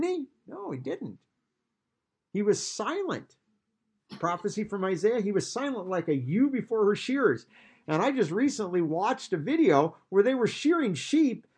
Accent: Iowa, United States; growing up in Iowa

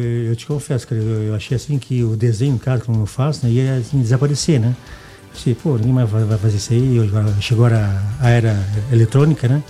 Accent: Blumenau, Santa Catarina, Brazil; accent: Santa Catarina; now in Goiás, Brazil; sou de Blumenau, né? Santa Catarina

